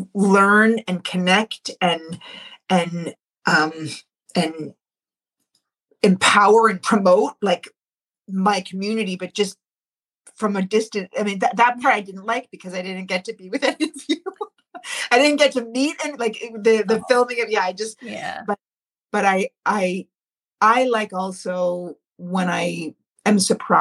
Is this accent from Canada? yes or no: yes; Canada; Like, the fact is we are still Canadian, you know, going down to Tulsa.